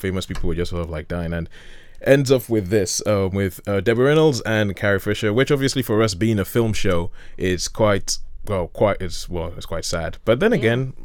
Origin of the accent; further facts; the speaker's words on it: Nigeria; I'm Nigerian, and we have a respect for age where we come from